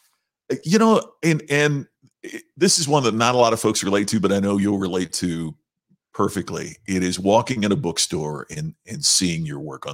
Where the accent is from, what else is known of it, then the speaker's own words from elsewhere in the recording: Southern Indiana, United States; Growing up in Southern Indiana at that time was a pretty amazing thing